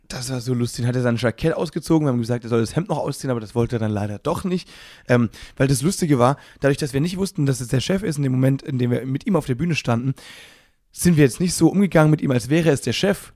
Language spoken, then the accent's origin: German; Müllheim, Baden-Württemberg, Germany; meine Heimatstadt heißt Müllheim